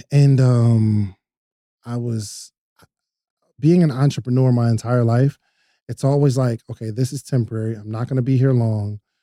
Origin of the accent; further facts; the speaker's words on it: New Jersey, United States; now in Atlanta, United States; I'm from New Jersey originally